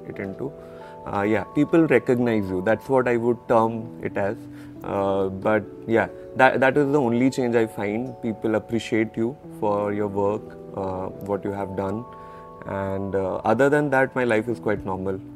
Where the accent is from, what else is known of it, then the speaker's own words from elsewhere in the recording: Punjab, India; also born or lived in West Bengal; Uh, like I was born in West Bengal, then brought up in Punjab.